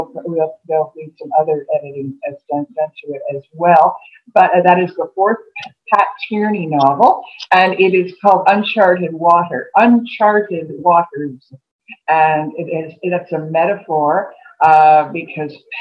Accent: Montreal, Quebec, Canada; moved away as an adult; I grew up in Montreal. I went to school in Montreal. Left there when I was about 20.

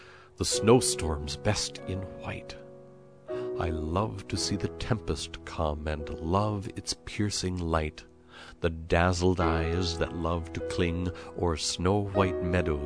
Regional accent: Minnesota, United States; Having grown up in Minnesota, I learned as a child to dress properly and to get outside and skate and play hockey

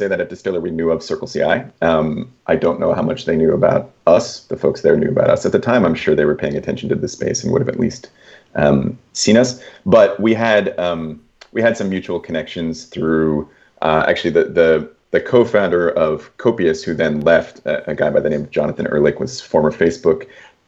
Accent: Toronto, Ontario, Canada; also born or lived in Kingston, Ontario; I'm from Toronto

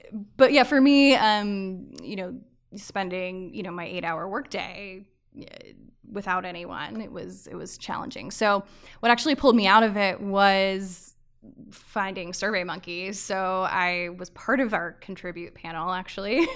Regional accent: Avon, Connecticut, United States; also born or lived in Maryland; I was born in Maryland, grew up in Avon, Connecticut, outside of Hartford

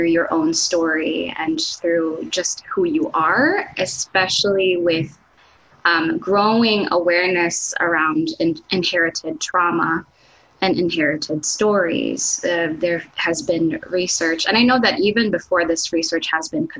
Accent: Los Baños, Calabarzon, Philippines; first language Tagalog; English is a second language; moved away as an adult; now in United States; I grew up in a town called Las Bañas, Laguna, and Laguna is south from Manila

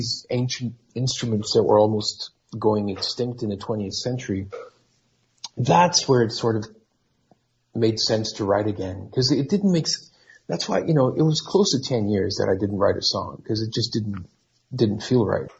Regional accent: Portugal; I kind of came back to my home country of Portugal.

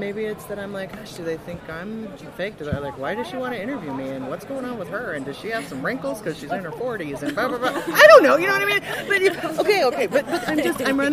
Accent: Midwest, United States; I am from the Midwest

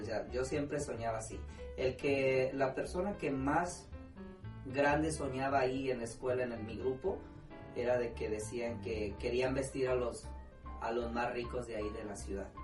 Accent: Lázaro Cárdenas, Michoacán, Mexico; moved away as an adult; now in Houston, United States; soy de las Cárdenas, Michoacán

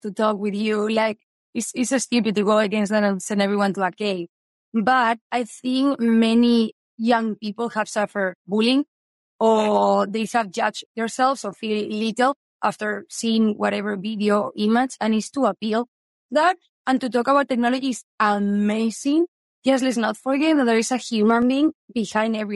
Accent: Spain; English is a second language; moved away; I have an accent. I'm here, but I'm from Spain

